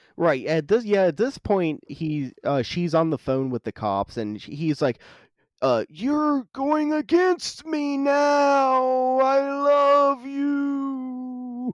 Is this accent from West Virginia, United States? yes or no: yes; West Virginia, United States; I grew up in West Virginia, fucking wrong turn country